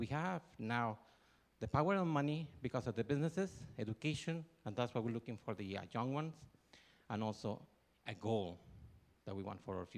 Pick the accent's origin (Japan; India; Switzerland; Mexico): Mexico; Torreón, Coahuila; now in Inland Empire, California, United States; I was born in Mexico, Torreón, Coahuila.